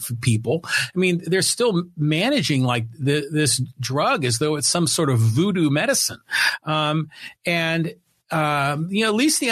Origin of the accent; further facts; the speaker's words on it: San Francisco, California, United States; now in Poway, United States; I was born and raised up in San Francisco